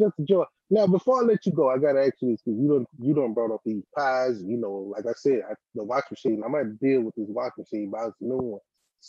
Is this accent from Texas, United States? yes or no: no; Mississippi, United States; No. See, you know I'm from Mississippi. You know, I'm a Mississippi born and bred.